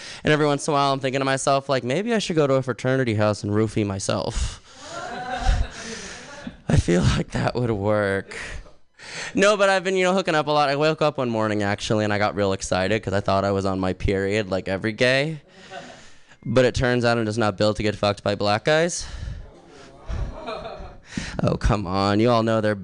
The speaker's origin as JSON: {"language": "English", "town": "Los Angeles", "region": "California", "country": "United States", "also_born_or_lived": "San Diego", "moved": "yes", "said": "I'm from San Diego and originally Los Angeles"}